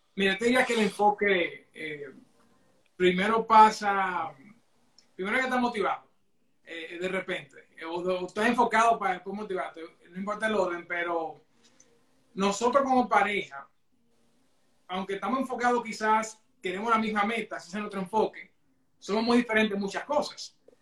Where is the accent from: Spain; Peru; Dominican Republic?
Dominican Republic; Santiago de los Caballeros, Santiago; moved away as an adult; now in Toronto, Canada; santiagueros de corazón, dominicanos de pura cepa.